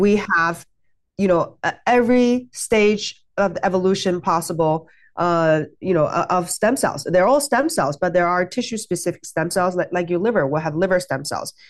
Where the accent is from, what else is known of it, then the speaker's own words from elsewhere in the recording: China; moved away; I grew up in China